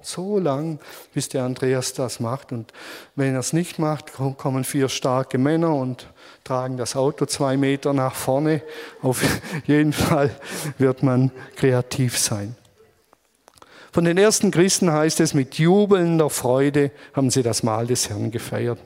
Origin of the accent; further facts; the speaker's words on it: Germany; als Deutsche